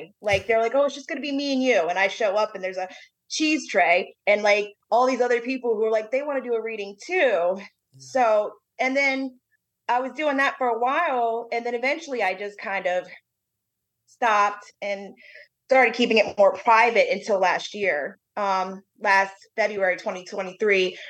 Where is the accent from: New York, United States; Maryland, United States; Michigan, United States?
Maryland, United States; Bowie; moved away; also born or lived in New Orleans, Louisiana; I grew up in Bowie, Maryland, Crofton, Maryland area